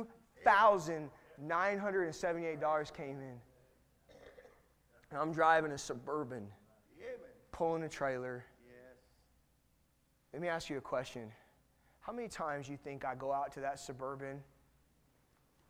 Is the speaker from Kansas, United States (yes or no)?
no; California, United States; I'm from California